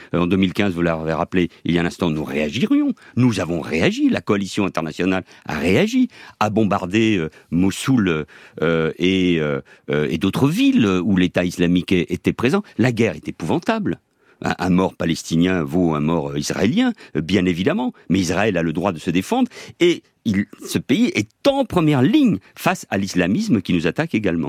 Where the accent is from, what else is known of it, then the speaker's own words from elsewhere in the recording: Barcelona, Catalonia, Spain; now in France; je suis né à Barcelone et à 18 ans, j'ai demandé, comme tout étranger, la nationalité française.